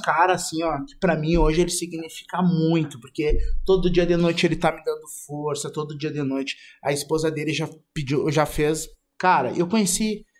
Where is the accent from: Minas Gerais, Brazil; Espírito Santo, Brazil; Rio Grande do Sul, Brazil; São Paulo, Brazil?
Rio Grande do Sul, Brazil; Porto Alegre; now in Santa Catarina, Brazil; Eu sou de Porto Alegre e fui morar em Santa Catarina.